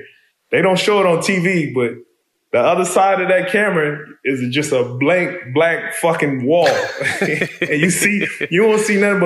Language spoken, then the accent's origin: English; Compton, California, United States; You know, it's just a natural instinct growing up in Compton to understand, you know, where to go, where not to go, what time to go somewhere, how to maneuver.